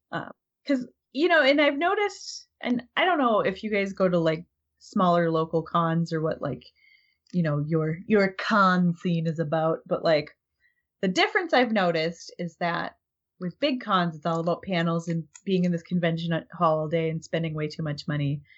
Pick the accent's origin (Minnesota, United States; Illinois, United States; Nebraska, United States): Minnesota, United States; I'm from Minnesota